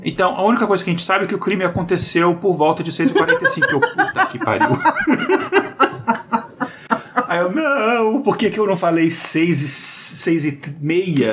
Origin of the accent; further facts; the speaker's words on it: Brazil; sou brasileiro